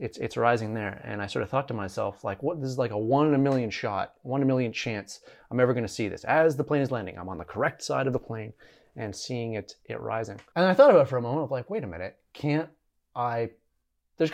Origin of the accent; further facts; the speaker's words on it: Alberta, Canada; now in Montreal, Canada; I grew up in Alberta, and so we get forest fires quite common from British Columbia